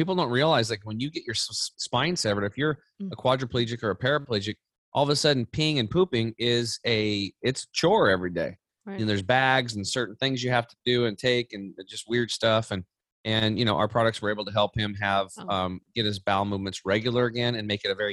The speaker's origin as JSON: {"language": "English", "region": "Eastern Oregon", "country": "United States", "tie": "born or raised there", "said": "I grew up over in Eastern Oregon on a small cattle and hay farm."}